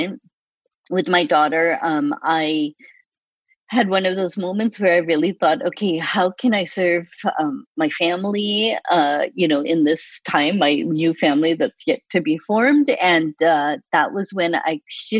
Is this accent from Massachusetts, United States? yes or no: yes; Boston, Massachusetts, United States; moved away as an adult; also born or lived in Chicago; my brother and I, we grew up in Boston